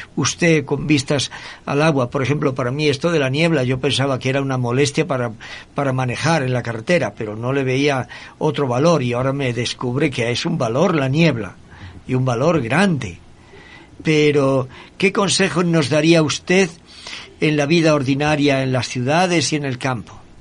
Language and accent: Spanish; Spain; now in Ecuador; en mi tierra, en España